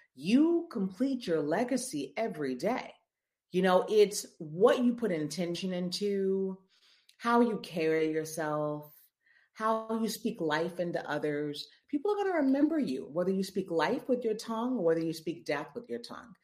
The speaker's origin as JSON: {"language": "English", "town": "Memphis", "region": "Tennessee", "country": "United States", "tie": "born or raised there", "also_born_or_lived": "Columbia, Missouri / Chicago / New York", "moved": "as an adult", "lives_now": "New Orleans, United States", "said": "I'm from Memphis, born and raised Memphis, Tennessee"}